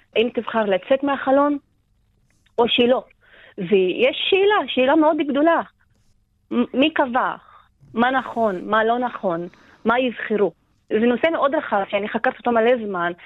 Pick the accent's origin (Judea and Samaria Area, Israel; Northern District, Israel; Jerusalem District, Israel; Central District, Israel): Northern District, Israel; Acre; אני מעכו